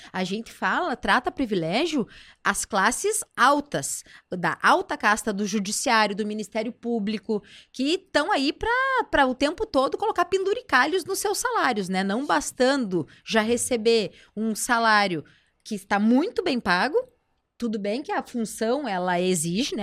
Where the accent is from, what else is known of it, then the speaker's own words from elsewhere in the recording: Passo Fundo, Rio Grande do Sul, Brazil; moved away as an adult; now in Porto Alegre, Brazil; que veio lá de Passo Fundo